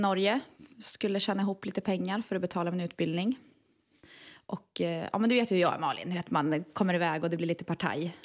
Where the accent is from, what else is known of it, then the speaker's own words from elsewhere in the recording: Eskilstuna, Södermanland, Sweden; Jag kommer från Eskilstuna